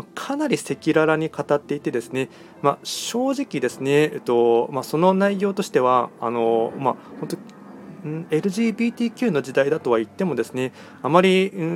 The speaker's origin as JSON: {"language": "Japanese", "region": "Aichi", "country": "Japan", "tie": "born or raised there", "said": "僕も愛知県出身"}